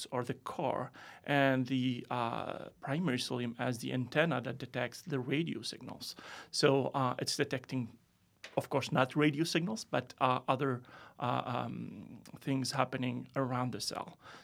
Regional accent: Tunisia; moved away as an adult; also born or lived in France; now in United States; I'm originally from Tunisia

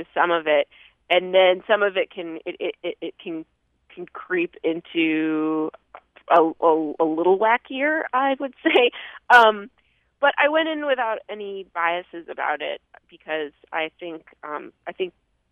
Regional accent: Vermont, United States; growing up in Vermont

